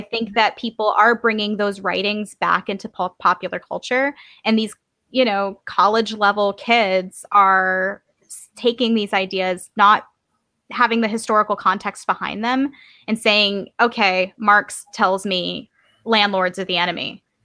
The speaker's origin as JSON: {"language": "English", "region": "Georgia", "country": "United States", "said": "I come from Georgia"}